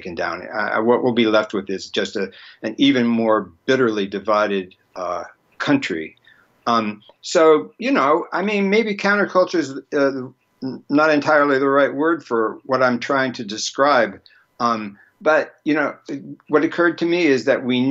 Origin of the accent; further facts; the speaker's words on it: United States; I was born here, I'm sort of stuck here